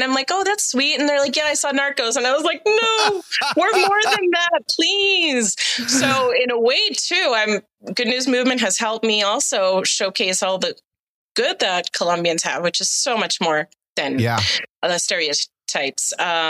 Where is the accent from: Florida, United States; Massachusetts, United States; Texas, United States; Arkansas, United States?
Massachusetts, United States; Boston; Well, I am from Boston, but actually the Boston accent is only for certain parts of Massachusetts.